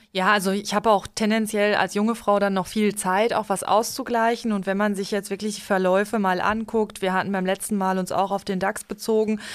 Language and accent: German; Limburg an der Lahn, Hesse, Germany; ich komme ja jetzt auch aus Limburg, aus einer etwas ländlicheren Gegend